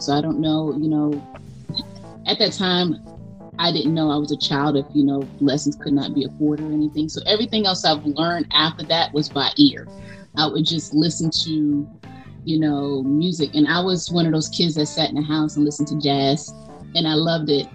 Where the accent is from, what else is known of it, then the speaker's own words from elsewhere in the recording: Jersey City, New Jersey, United States; I'm from Jersey City, New Jersey